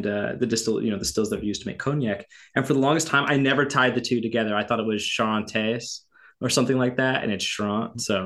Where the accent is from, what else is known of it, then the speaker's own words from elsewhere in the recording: the Northwest, Pacific Northwest, United States; I'm from the Northwest